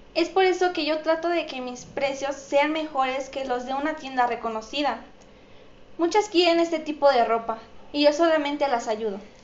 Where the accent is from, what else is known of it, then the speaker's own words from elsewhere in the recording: Mexico; soy mexicana y represento a mi país